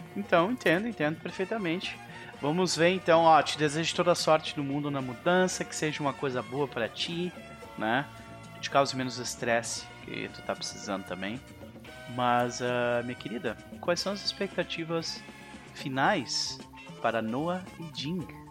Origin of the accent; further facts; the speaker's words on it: Viamão, Rio Grande do Sul, Brazil; Na época eu morava em Viamão com a minha família